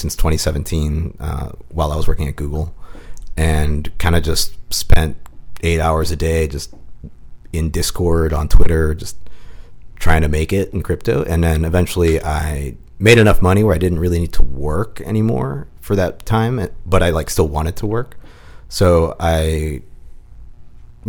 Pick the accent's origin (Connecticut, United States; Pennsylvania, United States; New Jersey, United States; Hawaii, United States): Pennsylvania, United States; Pittsburgh; moved away as an adult; also born or lived in California; I'm from Pittsburgh, Pennsylvania